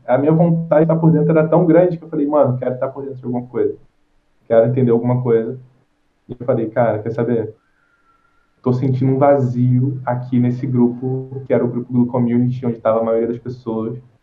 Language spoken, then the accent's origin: Portuguese; Rio de Janeiro, Brazil; sou do Rio de Janeiro